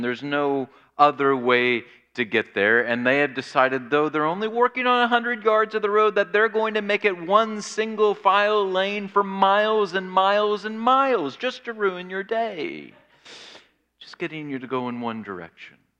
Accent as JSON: {"language": "English", "town": "Springfield", "region": "Illinois", "country": "United States", "tie": "born or raised there", "said": "My hometown of Springfield, Illinois"}